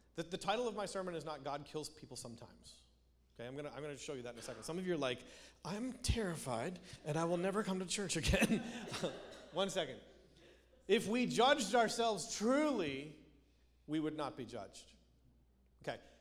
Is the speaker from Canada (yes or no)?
yes; Canada; moved away; I grew up in Canada